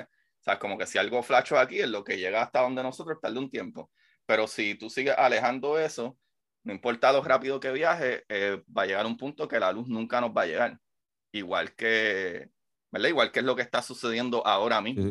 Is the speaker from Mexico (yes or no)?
no; Bayamón, Puerto Rico; Yo soy de Bayamón. Soy vaquero.